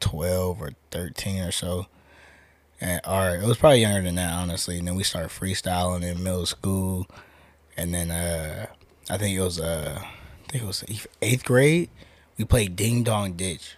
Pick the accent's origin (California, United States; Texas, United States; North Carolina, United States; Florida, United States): California, United States; Oakland; moved away as an adult; now in Las Vegas, United States; I'm from Oakland